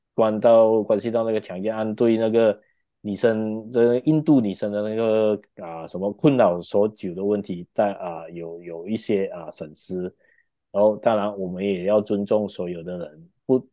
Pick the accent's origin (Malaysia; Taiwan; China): Malaysia; 我们马来西亚人